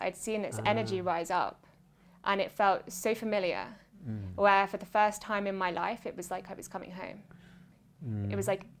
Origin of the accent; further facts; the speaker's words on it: England, United Kingdom; Yeah, a definition of a British mainstream child, I guess.